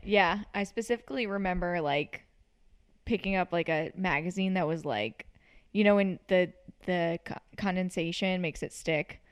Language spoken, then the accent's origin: English; New Orleans, Louisiana, United States